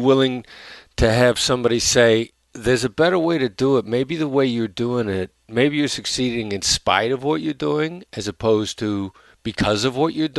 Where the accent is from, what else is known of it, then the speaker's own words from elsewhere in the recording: Iowa, United States; I mean, I come from this Midwestern blue-collar background, small town in Iowa, where, and I know my accent doesn't sound like a small town in Iowa